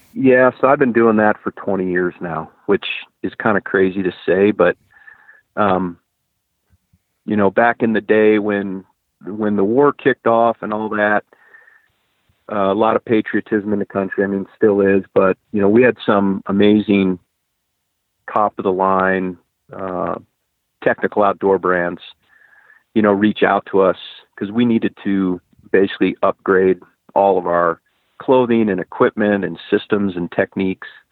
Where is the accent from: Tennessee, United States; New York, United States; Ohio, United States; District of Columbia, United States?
Ohio, United States; I grew up in Ohio